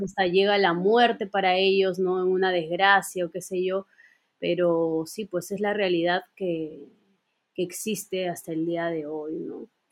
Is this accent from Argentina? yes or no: no; Peru; como peruanos